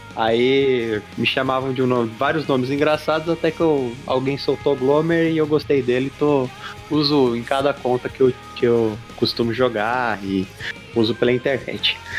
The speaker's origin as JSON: {"language": "Portuguese", "region": "São Paulo", "country": "Brazil", "lives_now": "Diadema, Brazil", "said": "Eu sou daqui do, da zona sul de São Paulo, mais precisamente região lá do Jardim Miriam"}